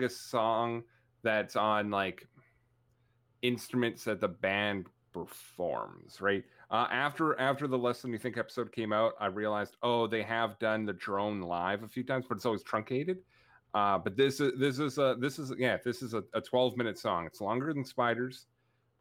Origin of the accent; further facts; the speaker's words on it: Canada; I'm still from Canada. I'm still obnoxiously Canadian